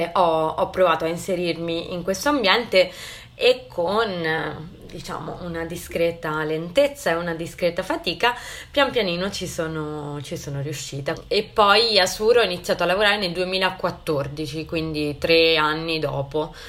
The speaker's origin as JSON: {"language": "Italian", "town": "Santa Margherita Ligure", "region": "Liguria", "country": "Italy", "also_born_or_lived": "Genoa", "said": "io sono Ligure, di Santa Margherita Ligure, e ho studiato a Genova"}